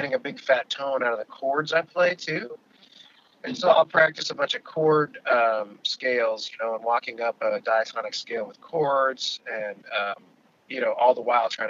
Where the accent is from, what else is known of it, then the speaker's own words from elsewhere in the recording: California, United States; also born or lived in Alaska; now in Washington, D.C., United States; I'm from California originally